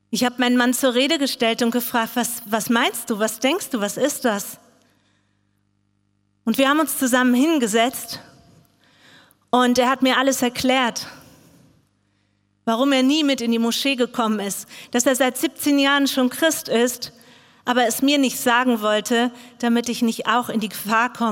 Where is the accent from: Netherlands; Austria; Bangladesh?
Bangladesh; now in Germany; Ich komme aus Bangladesch. Dort bin ich aufgewachsen. Ich wurde in eine riesengroße Familie geboren.